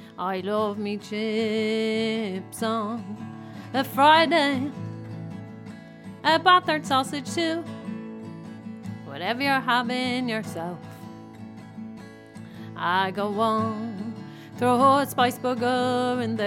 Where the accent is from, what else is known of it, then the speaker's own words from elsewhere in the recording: Dublin, Leinster, Ireland; We're from Clonmainham